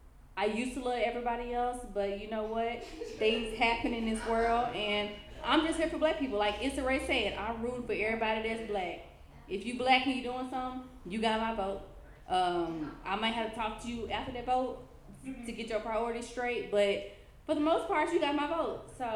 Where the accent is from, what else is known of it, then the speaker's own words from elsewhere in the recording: Memphis, Tennessee, United States; also born or lived in Houston, Texas; now in Los Angeles, United States; I am the chick from Memphis who people always want to ask where am I from because of my accent. I moved from Houston. Hurricane Harvey got me out here